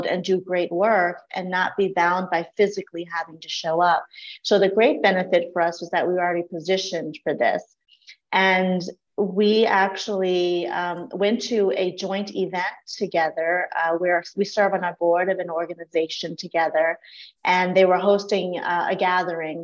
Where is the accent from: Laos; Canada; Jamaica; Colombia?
Laos; now in United States; I was not born in the US. I was born in Laos, and my family fled the country during the Vietnam era. And so we were refugees of war